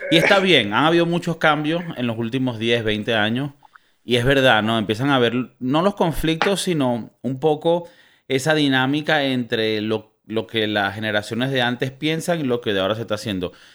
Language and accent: Spanish; Valencia, Carabobo, Venezuela; moved away; yo devolviéndome a mi ciudad natal, Valencia, donde somos los hombres versátiles